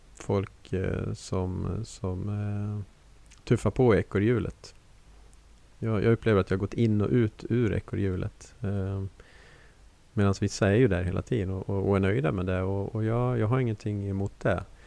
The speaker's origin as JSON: {"language": "Swedish", "town": "Borlänge", "region": "Dalarna County", "country": "Sweden", "said": "som de säger hemma i Borlänge"}